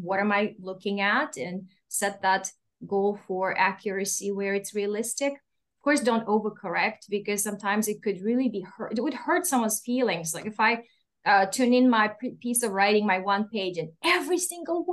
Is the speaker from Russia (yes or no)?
yes; Russia; accent: Russian; English is a second language; moved away; I'm Russian, I don't think I mentioned it, but you can hear my accent